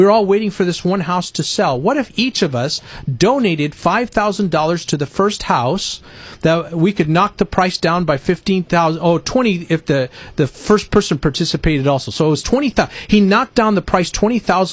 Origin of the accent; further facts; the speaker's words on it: Winters, California, United States; the little town I grew up in Winters, California